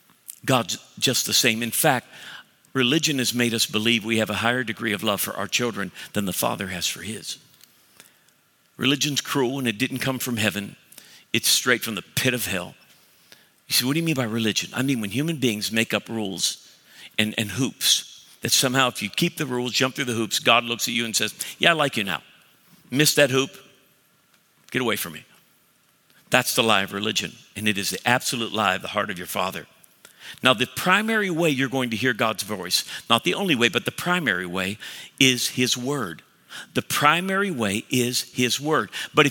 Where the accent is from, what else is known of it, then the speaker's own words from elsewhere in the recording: Cleveland, Ohio, United States; So I'm from Cleveland, I'm offended.